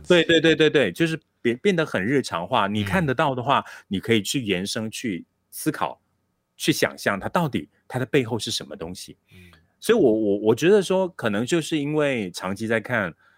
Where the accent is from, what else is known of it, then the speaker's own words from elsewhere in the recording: Malaysia; 这个项羽山，呃，虽然它是我成长的地方，我家乡的这个非常重要的一座地标